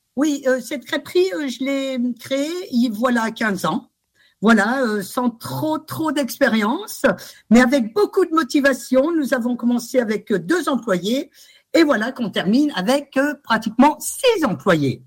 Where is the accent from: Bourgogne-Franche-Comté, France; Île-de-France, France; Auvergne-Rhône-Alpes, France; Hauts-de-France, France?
Auvergne-Rhône-Alpes, France; Grenoble; moved away as an adult; now in Albertville, France; je suis de Grenoble